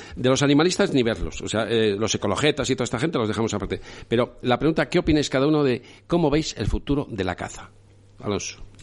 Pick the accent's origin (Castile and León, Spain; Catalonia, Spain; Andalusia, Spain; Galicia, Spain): Castile and León, Spain; León; soy pescador porque soy de León